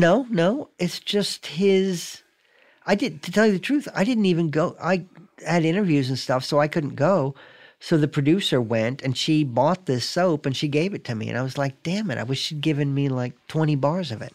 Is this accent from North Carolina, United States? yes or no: yes; Raleigh, North Carolina, United States; moved away; also born or lived in Binghamton, New York; I grew up in Raleigh